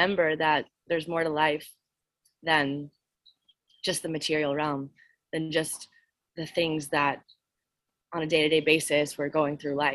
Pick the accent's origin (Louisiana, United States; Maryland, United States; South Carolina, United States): Louisiana, United States; New Orleans; I grew up in Louisiana, New Orleans